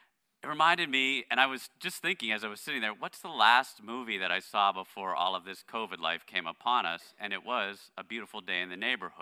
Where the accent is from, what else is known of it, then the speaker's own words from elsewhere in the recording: Pittsburgh, Pennsylvania, United States; moved away; my hometown of Pittsburgh